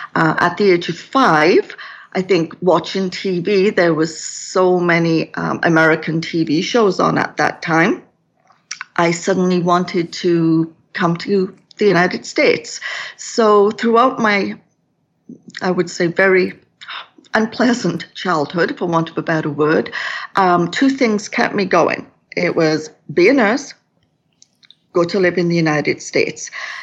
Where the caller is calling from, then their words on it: Kelowna, British Columbia, Canada; I'm coming from Kelowna in British Columbia, which is in Western Canada.